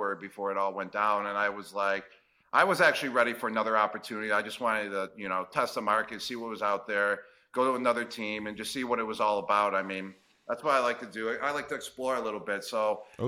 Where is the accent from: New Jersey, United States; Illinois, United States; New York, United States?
New York, United States; Buffalo; I'm right from Buffalo, New York. I grew up a Buffalo Bills fan.